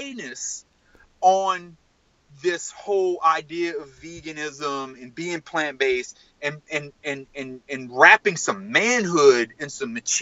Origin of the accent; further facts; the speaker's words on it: South Louisiana, United States; I'm from South Louisiana